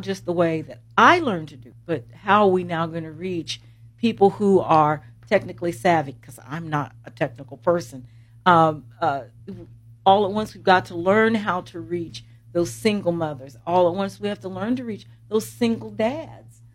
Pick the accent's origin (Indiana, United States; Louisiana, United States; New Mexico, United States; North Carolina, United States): Indiana, United States; Columbus; I'm from Columbus